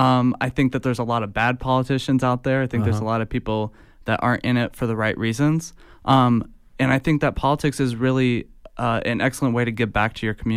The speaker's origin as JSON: {"language": "English", "town": "Fort Wayne", "region": "Indiana", "country": "United States", "said": "So I'm from Northeast Indiana, Fort Wayne to be exact."}